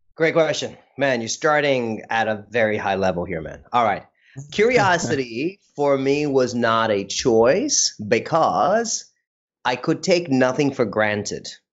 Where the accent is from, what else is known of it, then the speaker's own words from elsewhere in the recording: India; moved away; also born or lived in United States; I don't think I recognized I was Indian or brown until I went to the US.